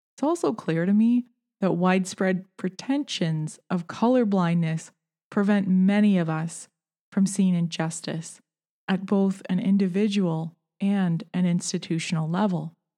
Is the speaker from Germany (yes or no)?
no; Canada; I'm Canadian and I've never lived in the United States